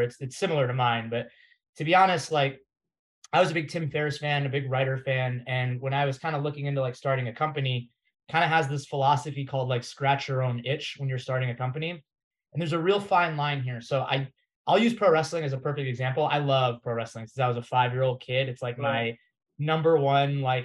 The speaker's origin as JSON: {"language": "English", "region": "Florida", "country": "United States", "tie": "born or raised there", "also_born_or_lived": "Massachusetts / New York City", "moved": "as an adult", "said": "I was born in Massachusetts. I grew up in Florida"}